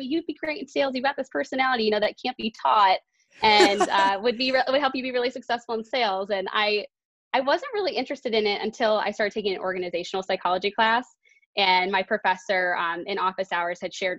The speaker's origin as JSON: {"language": "English", "town": "Bloomfield Hills", "region": "Michigan", "country": "United States", "tie": "born or raised there", "moved": "yes", "said": "I went back to Bluefield Hills where I grew up in Michigan"}